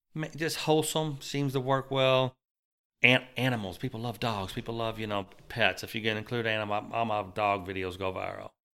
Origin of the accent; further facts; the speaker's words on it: Bullitt County, Kentucky, United States; also born or lived in Louisville, Kentucky; Louisville, Kentucky, I was raised in Bullock County until I was about twenty.